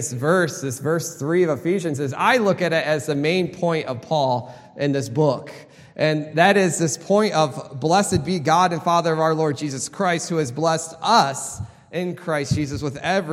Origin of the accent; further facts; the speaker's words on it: Michigan, United States; I grew up in Michigan